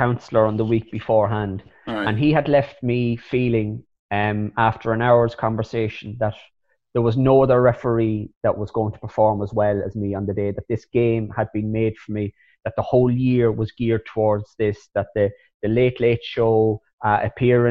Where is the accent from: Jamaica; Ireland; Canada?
Ireland; Slane, County Meath; now in Dublin, Ireland; I'm from Meath. I grew up in the 90s